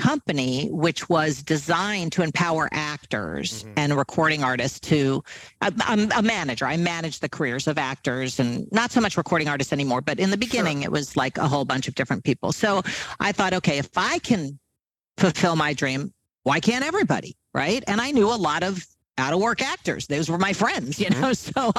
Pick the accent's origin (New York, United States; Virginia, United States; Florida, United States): New York, United States; also born or lived in California; we were living in California at the time, and I'm from New York.